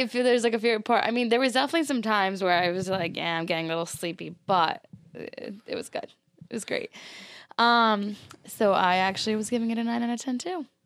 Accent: Cranston, Rhode Island, United States; I'm from Cranston, Rhode Island

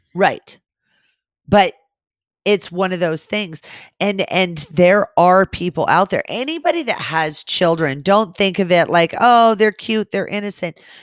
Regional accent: California, United States; growing up in California

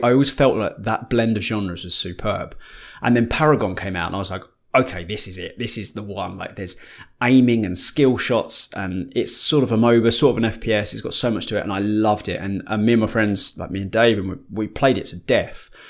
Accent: United Kingdom; we're British.

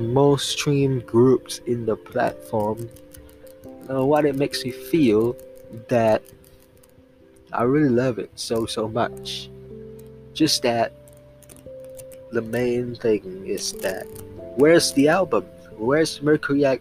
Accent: Singapore; I'm actually from Singapore

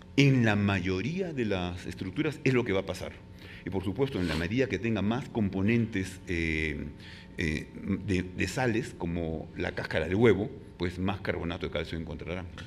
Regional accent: Peru; en mi país

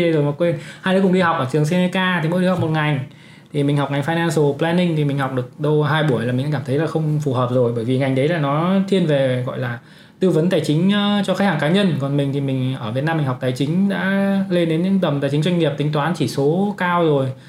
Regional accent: Uong Bi, Quang Ninh, Vietnam; accent: northern; moved away as an adult; also born or lived in Hanoi, Vietnam; now in Canada; sinh ra và lớn lên ở Quảng Ninh, học ở cấp 3 Uông Bí ở Quảng Ninh

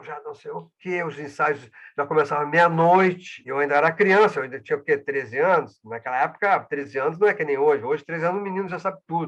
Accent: Porto Alegre, Rio Grande do Sul, Brazil; como sou de Porto Alegre, sou da capital

